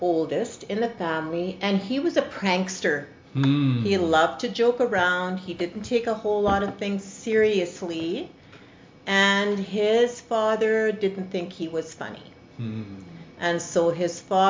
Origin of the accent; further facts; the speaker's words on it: Blumenhof, Manitoba, Canada; now in Steinbach, Canada; I was born and raised in Blumenhof